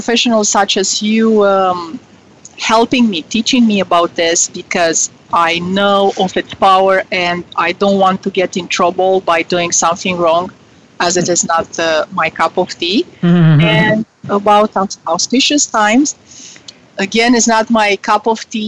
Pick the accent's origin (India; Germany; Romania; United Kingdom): Romania; moved away as an adult; now in United States; I was born in Romania during communist times